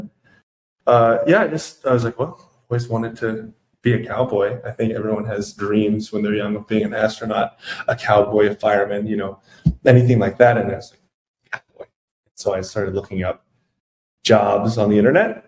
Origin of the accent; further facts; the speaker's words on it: Greenville County, Laurens County, Upstate South Carolina, United States; now in Los Angeles, United States; originally, I'm from South Carolina, growing up there in the upstate in Greenville County, Lawrence County area.